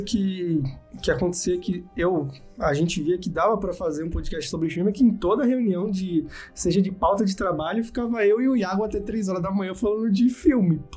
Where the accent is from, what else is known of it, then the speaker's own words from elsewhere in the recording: Brazil; a gente é brazuca